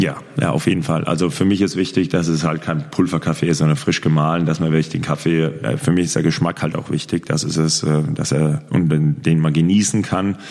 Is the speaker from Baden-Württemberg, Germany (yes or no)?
no; Würzburg, Bavaria, Germany; moved away as an adult; also born or lived in Großwallstadt / Lemgo / Gummersbach / Erlangen; er ist auch gebürtiger Heidingsfelder, so wie ich.